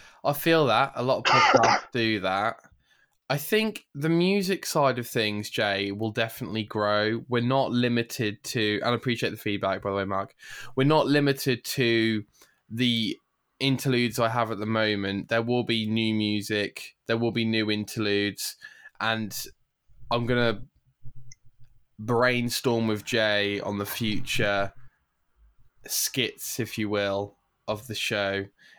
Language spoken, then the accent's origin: English; Ireland; I'm from Ireland.